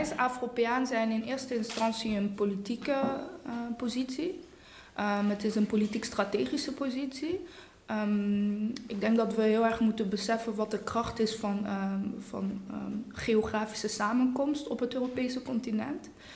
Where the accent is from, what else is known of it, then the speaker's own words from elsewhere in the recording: Eindhoven, North Brabant, Netherlands; accent: soft G; moved away as an adult; now in Brussels, Belgium; je inderdaad uit Woensel Noord kan komen